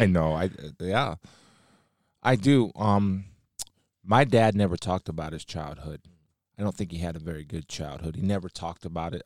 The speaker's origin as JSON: {"language": "English", "town": "Massillon", "region": "Ohio", "country": "United States", "also_born_or_lived": "Canton, Ohio", "said": "I'm from Stark County"}